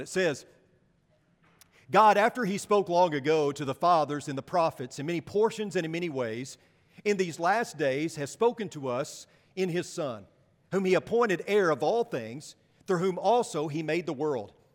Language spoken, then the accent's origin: English; United States; as American Christians